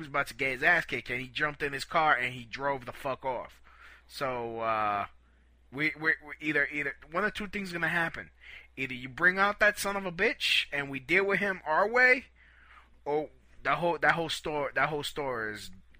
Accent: Brooklyn, New York, United States; You can't be doing this to no Puerto Ricans. We're Puerto Ricans from Brooklyn. We don't put up with this nonsense.

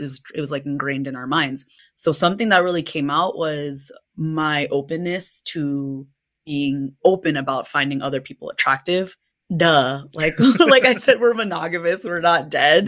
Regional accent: United States; my own identity being Filipina, American, but more so just in general, I think, an immigrant's child growing up and navigating the world as an American

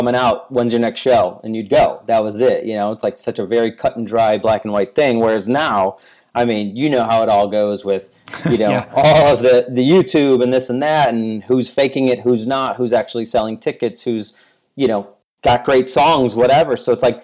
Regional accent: Chicago, Illinois, United States; moved away as an adult; also born or lived in Florida; now in Chicago, United States; I'm born and raised in Chicago

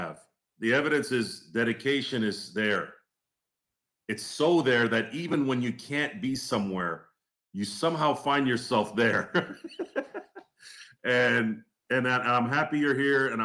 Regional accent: Turlock, California, United States; I grew up in Turlock, California.

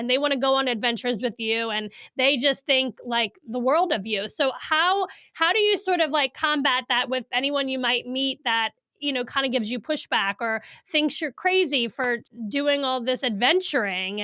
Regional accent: New Orleans, Louisiana, United States; moved away as an adult; also born or lived in Hattiesburg, Mississippi; now in Saratoga Springs, United States; I'm from New Orleans, and up until I guess I was 21

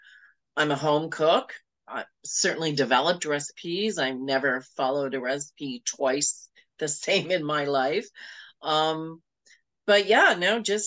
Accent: Toronto, Ontario, Canada; I grew up in Toronto and I live in Toronto

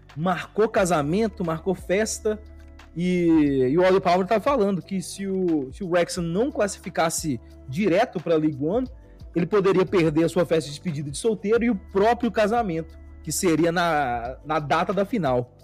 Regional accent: Belo Horizonte, Minas Gerais, Brazil; now in São Paulo, Brazil; Eu sou de Belo Horizonte

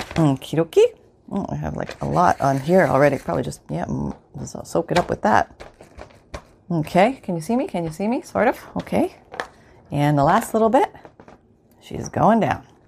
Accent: Canada; I'm from Canada

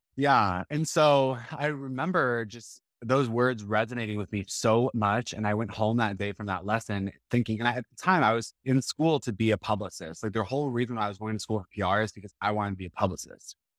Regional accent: Texas, United States; I grew up in Hodo, Texas, which is a suburb of Boston

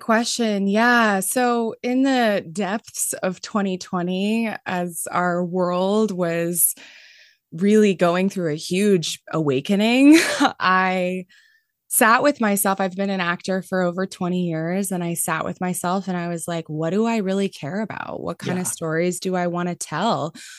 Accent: Mountain View, California, United States; I grew up in Mountain View

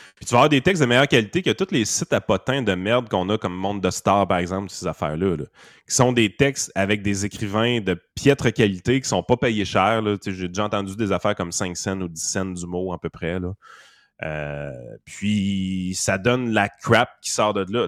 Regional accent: Quebec, Canada

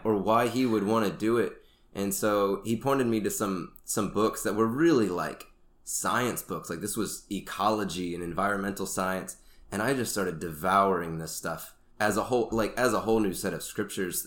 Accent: Sanford, Florida, United States; moved away as an adult; now in Rwanda; I grew up in Florida in the Orlando area, Sanford

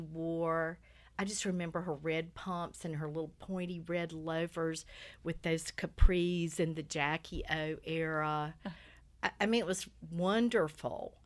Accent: Lumberton, North Carolina, United States; I grew up in Lumberton, North Carolina, which is a little tobacco town about an hour

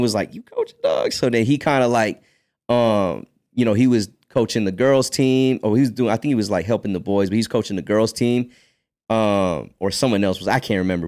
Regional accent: United States; also born or lived in Philippines; I was born in the Philippines and I grew up in America

